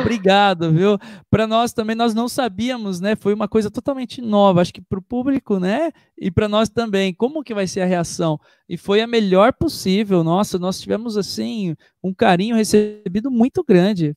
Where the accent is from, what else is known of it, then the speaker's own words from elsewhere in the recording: Itu, São Paulo, Brazil; Eu sou da cidade de Itu